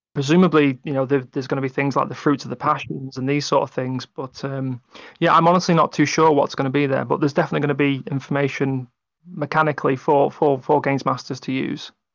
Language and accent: English; England, United Kingdom; I'm English